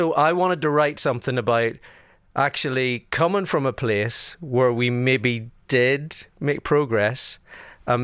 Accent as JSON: {"language": "English", "region": "Northern Ireland", "country": "United Kingdom", "tie": "born or raised there", "said": "I grew up in Northern Ireland, close to the border"}